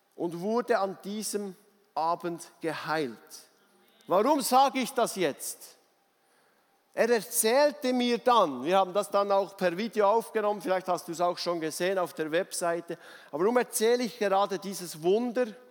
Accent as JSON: {"language": "German", "region": "Bernese Oberland", "country": "Switzerland", "said": "ich als Berner Oberländer"}